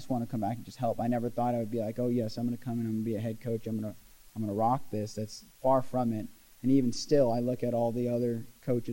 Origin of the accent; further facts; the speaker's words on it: Glendale, Oregon, United States; Grew up in Glendale, Oregon. Small town, kind of a logger's town